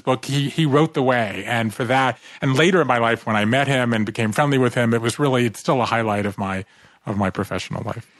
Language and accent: English; Savannah, Georgia, United States; moved away; I grew up in Savannah, Georgia